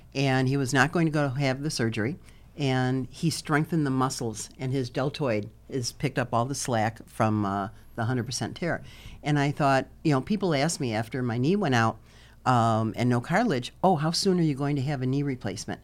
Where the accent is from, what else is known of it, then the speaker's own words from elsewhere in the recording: Chicago, Illinois, United States; now in Fort Lauderdale area, United States; I'm originally from Chicago, uh, permanently now living in, uh, about fifteen minutes south of Fort Lauderdale